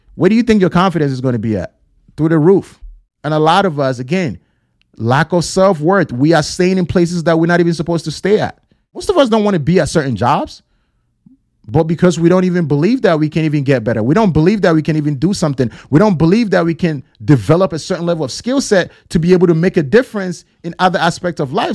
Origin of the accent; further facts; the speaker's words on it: Ghana; born and raised in Ghana